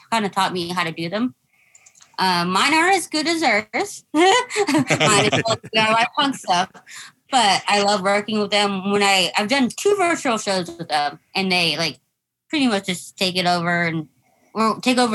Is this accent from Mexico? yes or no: yes; Mexico; first language English; I'm Mexican